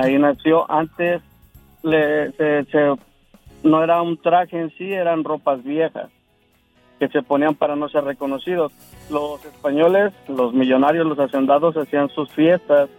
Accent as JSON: {"language": "Spanish", "town": "Yautepec", "region": "Morelos", "country": "Mexico", "said": "Yautepec, de donde yo soy."}